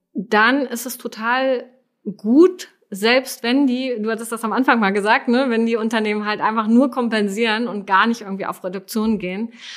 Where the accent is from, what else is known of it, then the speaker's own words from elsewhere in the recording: Germany; als Deutsche